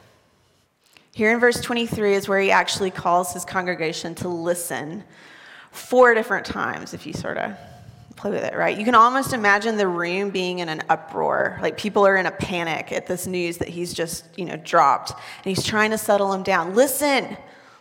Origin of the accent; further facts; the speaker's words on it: the South, United States; now in Waco, United States; I'm from the South where it rains.